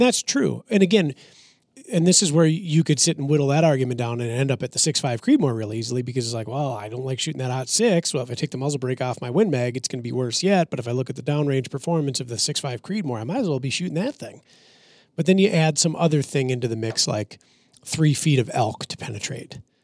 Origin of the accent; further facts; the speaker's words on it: Minnesota, United States; I'm from Minnesota.